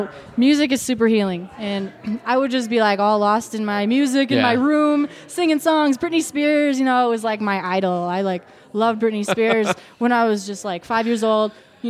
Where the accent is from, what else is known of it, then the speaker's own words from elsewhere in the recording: Fredonia, Wisconsin, United States; moved away; also born or lived in Milwaukee, Wisconsin / Phoenix, Arizona; I grew up in a small town of Fredonia, Wisconsin.